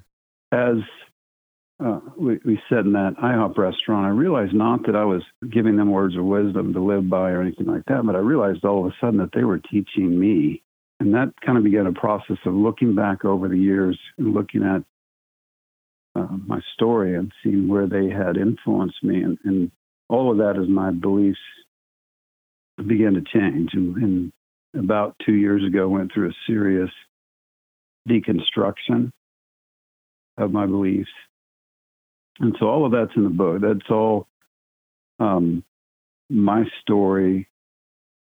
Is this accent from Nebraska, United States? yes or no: no; Oklahoma, United States; I was born in Oklahoma. Was raised Southern Baptist.